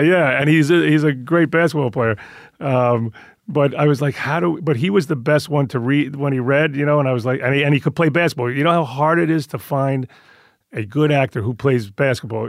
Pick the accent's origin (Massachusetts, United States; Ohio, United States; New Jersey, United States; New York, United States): New York, United States; moved away; I grew up Italian in Queens